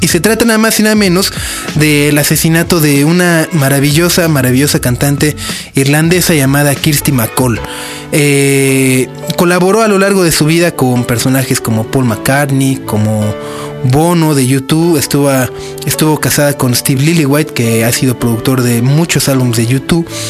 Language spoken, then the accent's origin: Spanish; Mexico; a mí como mexicano